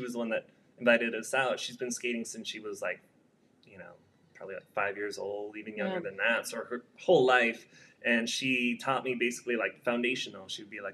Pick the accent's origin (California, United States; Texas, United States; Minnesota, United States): California, United States; now in El Paso, United States; I lived here about 5 years, also from California.